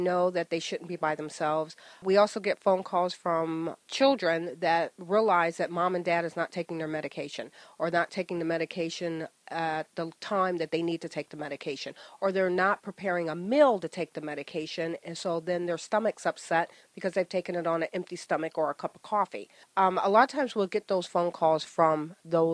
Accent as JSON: {"language": "English", "region": "Ohio", "country": "United States", "also_born_or_lived": "Old Bridge, New Jersey", "moved": "as an adult", "lives_now": "New Jersey, United States", "said": "I'm originally from Ohio, moved here from a corporate relocation for my husband"}